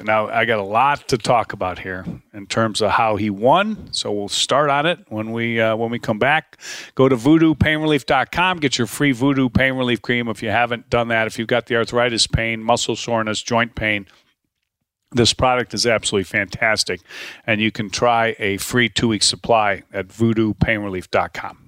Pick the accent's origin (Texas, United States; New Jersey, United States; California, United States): Texas, United States; Dallas; moved away; I'm from Dallas. I lived there for twenty-nine years.